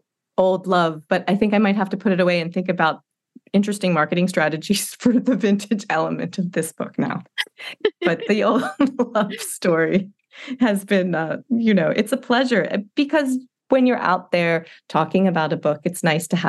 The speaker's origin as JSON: {"language": "English", "region": "Rhode Island", "country": "United States", "tie": "born or raised there", "also_born_or_lived": "Panama", "said": "So I was a military kid and I grew up kind of Panama, Rhode Island, you know, anywhere he was stationed."}